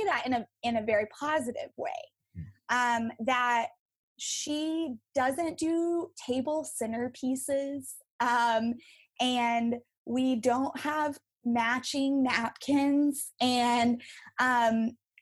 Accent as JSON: {"language": "English", "region": "West Texas", "country": "United States", "tie": "born or raised there", "said": "I grew up in West Texas, out in the desert and the oil field"}